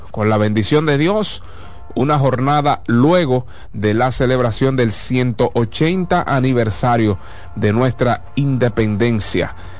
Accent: Dominican Republic; Eso es lo que nos representa como dominicanos

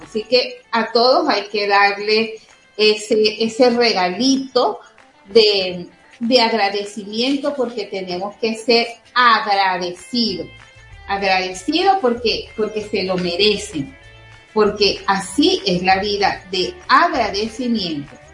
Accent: Venezuela; somos los venezolanos

